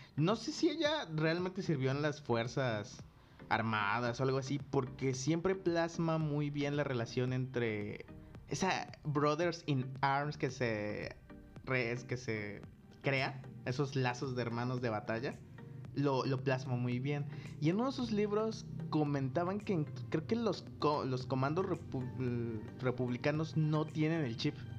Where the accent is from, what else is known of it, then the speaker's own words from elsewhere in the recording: Coatepec, Mexico; en donde yo crecí, este, aquí en Cotepec